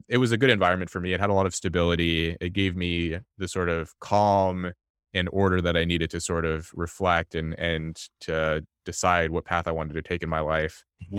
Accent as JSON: {"language": "English", "town": "Los Angeles", "region": "California", "country": "United States", "tie": "born or raised there", "said": "I was born in Los Angeles into poverty to my mother, who was an immigrant from South Korea."}